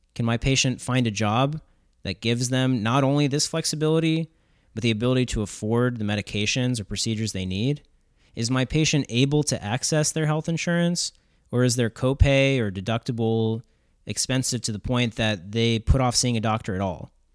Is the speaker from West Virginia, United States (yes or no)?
yes; Southern West Virginia, United States; growing up in Southern West Virginia